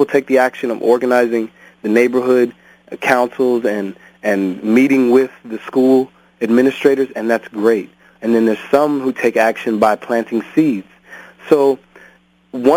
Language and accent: English; Cerritos, California, United States; where I grew up was actually in Cerritos, California